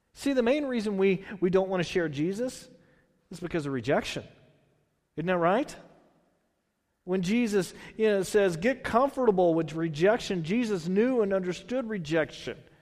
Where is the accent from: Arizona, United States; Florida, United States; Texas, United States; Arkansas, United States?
Texas, United States; I'm from Texas.